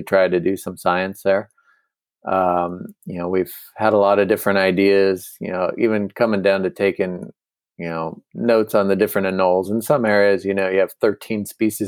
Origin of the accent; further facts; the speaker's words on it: United States; as an American